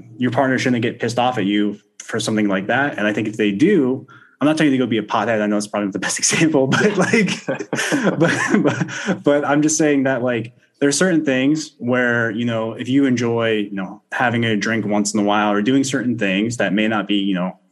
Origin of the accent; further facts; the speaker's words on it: Florida, United States; I grew up in Florida. I grew up surfing a lot